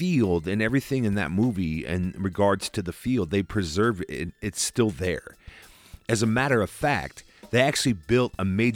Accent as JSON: {"language": "English", "town": "Cedar Rapids", "region": "Iowa", "country": "United States", "tie": "born or raised there", "also_born_or_lived": "Des Moines, Iowa", "said": "I grew up in Cedar Rapids, Iowa, and my childhood home that I grew up"}